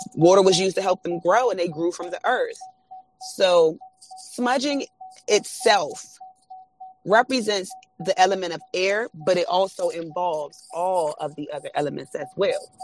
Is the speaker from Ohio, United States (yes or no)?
no; Washington, District of Columbia, United States; born and raised in uh, Washington, D.C.